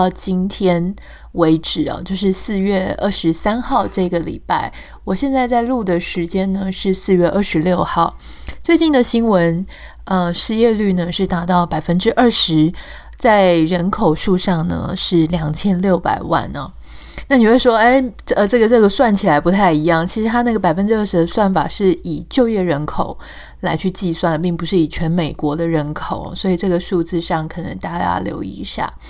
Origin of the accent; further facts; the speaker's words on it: Taiwan; now in United States; 但我们心里还是，嗯、呃，台湾还是我们的故乡。我们很希望能够在心里面感觉到，嗯、呃，家乡是好好的。